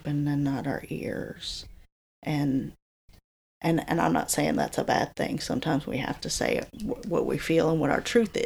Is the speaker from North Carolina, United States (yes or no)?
yes; Alamance County, North Carolina, United States; also born or lived in Washington, D.C.; my hometown